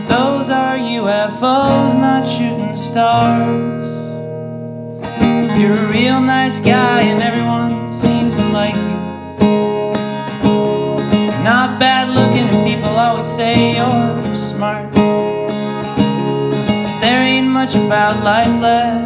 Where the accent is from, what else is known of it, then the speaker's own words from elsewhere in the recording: Bellows Falls, Vermont, United States; I'm from Bellows Falls, Vermont, which is in the South, southern part of the state